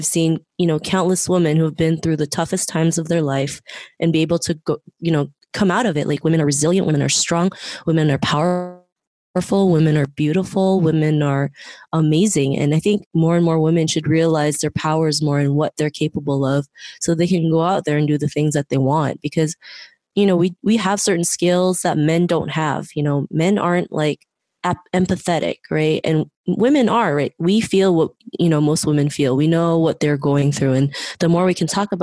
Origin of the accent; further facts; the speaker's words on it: Philippines; now in Toronto, Canada; I was born in the Philippines, but I'm currently living in Toronto